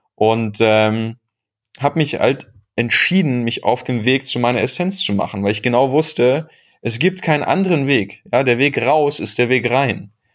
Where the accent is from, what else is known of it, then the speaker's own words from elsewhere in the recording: Bochum, North Rhine-Westphalia, Germany; ich bin im Herzen des Ruhrpots aufgewachsen. Äh, nicht nur in Bochum, sondern in Bochum-Wattenscheid